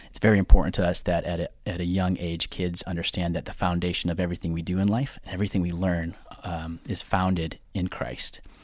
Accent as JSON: {"language": "English", "area": "near Detroit", "region": "Michigan", "country": "United States", "tie": "born or raised there", "also_born_or_lived": "Tulsa, Oklahoma", "moved": "as an adult", "lives_now": "Long Island, United States", "said": "I'm originally from, uh, little city just outside of Detroit, Michigan. I grew up there"}